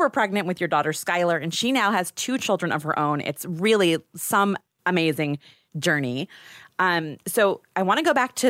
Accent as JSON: {"language": "English", "town": "Chicago", "region": "Illinois", "country": "United States", "said": "you and I both being from Chicago"}